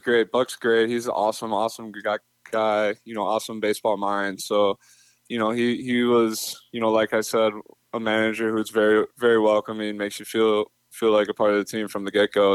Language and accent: English; Minnesota, United States; I'm from Minnesota